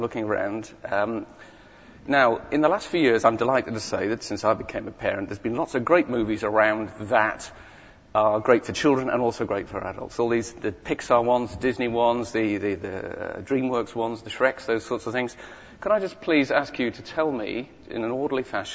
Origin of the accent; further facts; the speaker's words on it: Whitley Bay, North East England, United Kingdom; moved away; I live just down the road. But that's not where I come from. I come from a town called Whitley Bay, okay, which is up in the northeast.